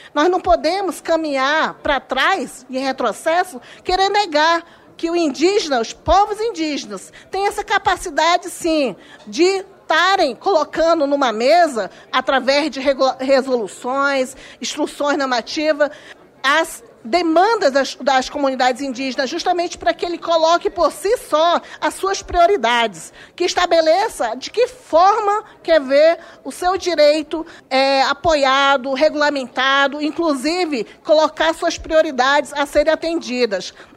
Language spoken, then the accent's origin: Portuguese; Amazon, Brazil; minha região, que eu venho da Amazônia